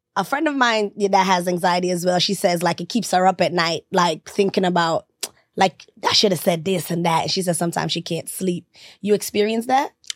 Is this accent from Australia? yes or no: no; Jamaica; moved away; I'm Jamaican